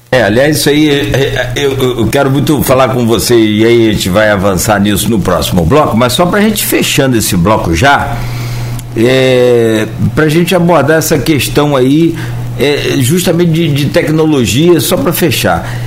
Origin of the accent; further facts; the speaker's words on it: Italva, Rio de Janeiro, Brazil; eu tenho 51 anos, eu sou de Italva.